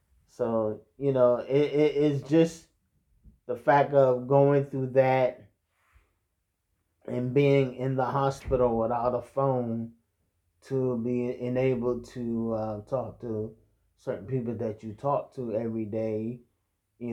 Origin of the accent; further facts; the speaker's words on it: Martinsburg, West Virginia, United States; my hometown, yes, which was Martinsburg